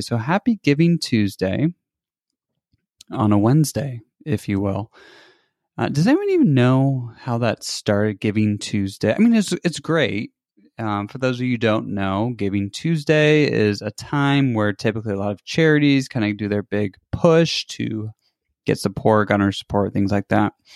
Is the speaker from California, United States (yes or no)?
yes; California, United States; now in Michigan, United States; I'm from California.